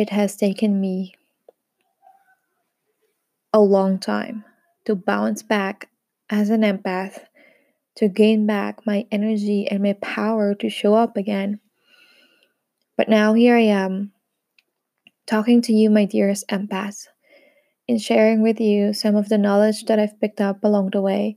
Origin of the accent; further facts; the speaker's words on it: Philippines; moved away as an adult; now in France; I'm a Filipina based here in France. We've moved here together with my husband, my three kids, my sister, and my niece, for about 2 years now.